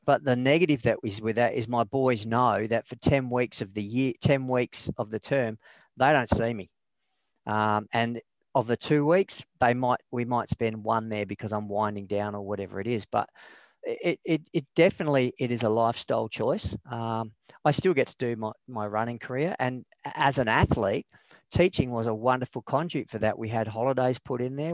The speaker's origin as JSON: {"language": "English", "region": "Western Australia", "country": "Australia", "tie": "born or raised there", "said": "I, went through high school. I bombed out in year 12. So I repeated year 12, got back in, got the grades, got into, got into what back was known back then as West Australian College of Advanced Education"}